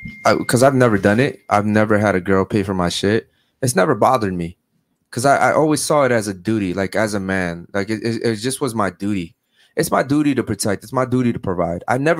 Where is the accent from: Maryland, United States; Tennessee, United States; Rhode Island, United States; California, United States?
Maryland, United States; Baltimore; I come from Baltimore, Maryland.